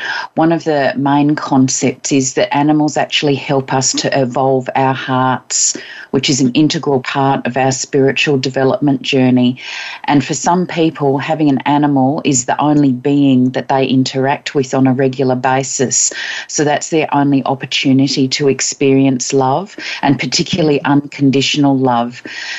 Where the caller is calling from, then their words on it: Queensland, Australia; I'm in Queensland on the east coast of Australia.